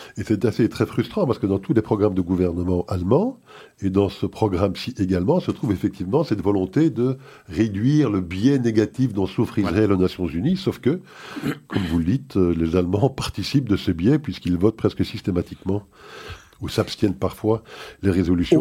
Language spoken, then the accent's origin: French; Belgium; ici chez nous en Belgique